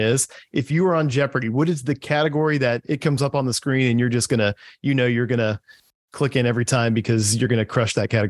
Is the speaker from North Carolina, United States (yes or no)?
yes; North Carolina, United States; my home state of North Carolina.